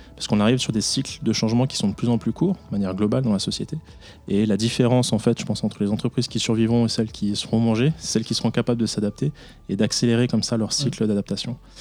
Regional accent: France; moved away as an adult; now in Switzerland; je suis français

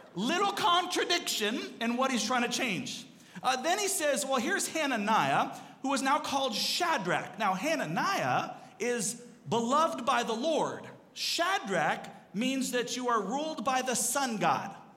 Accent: Seattle, Washington, United States; also born or lived in Arizona; I grew up up in Seattle

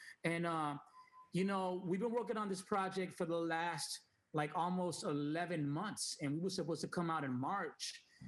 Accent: Puerto Rico; also born or lived in New York; I was born in New York. I'm half Dominican, half Puerto Rican. So when I moved to Puerto Rico when I was 8, 9 years old, I didn't really know no Spanish. Like, I was more like English

